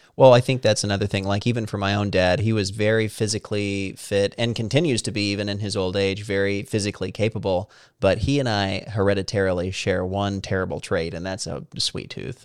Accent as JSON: {"language": "English", "region": "Southern Missouri", "country": "United States", "tie": "born or raised there", "moved": "as an adult", "lives_now": "Washington, D.C., United States", "said": "I grew up in Missouri"}